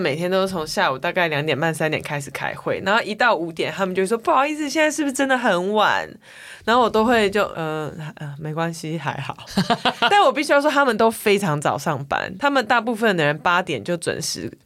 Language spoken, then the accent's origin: Chinese; Taiwan; 因为他知道我是台湾人